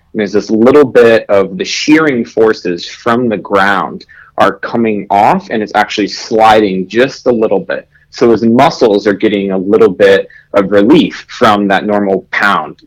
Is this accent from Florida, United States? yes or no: yes; Florida, United States; my home state in Florida